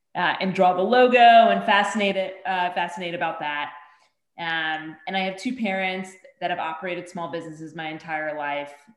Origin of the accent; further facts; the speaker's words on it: Bergen County, New Jersey, United States; I grew up 10 miles outside of New York City uh, in Bergen County, New Jersey